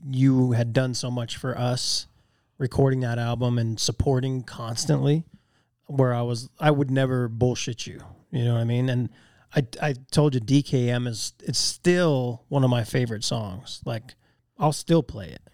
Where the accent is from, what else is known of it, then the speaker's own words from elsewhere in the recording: Magna, Utah, United States; also born or lived in West Valley City; I moved out of Magna for two years in junior high school and lived in West Valley, and then we moved back.